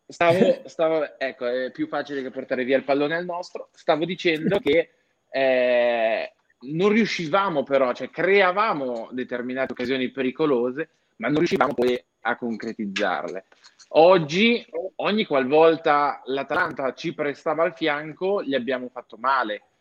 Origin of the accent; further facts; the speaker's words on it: Switzerland; sono svizzero, vengo da un piccolo comune